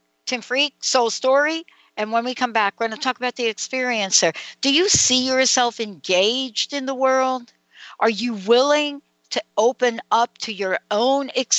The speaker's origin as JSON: {"language": "English", "town": "New York City", "region": "New York", "country": "United States", "said": "I'm a girl from the Bronx, New York"}